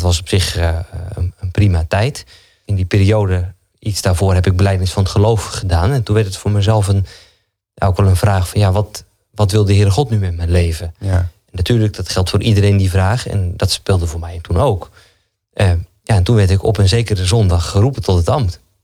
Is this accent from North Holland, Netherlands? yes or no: no; Zalk, Overijssel, Netherlands; also born or lived in Doornspijk; now in Genemuiden, Netherlands; ik ben geboren in Zalk, hier niet zo heel ver vandaan, ja. aan de IJssel